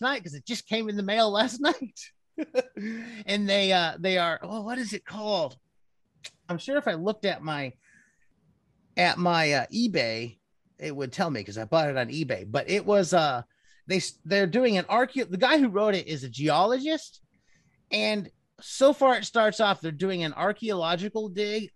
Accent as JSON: {"language": "English", "town": "Cleveland", "region": "Ohio", "country": "United States", "tie": "born or raised there", "said": "Growing up in Cleveland"}